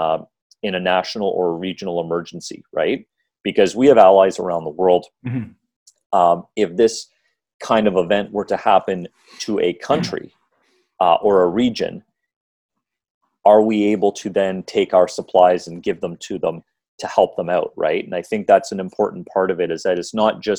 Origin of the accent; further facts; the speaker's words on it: Canada; as a Canadian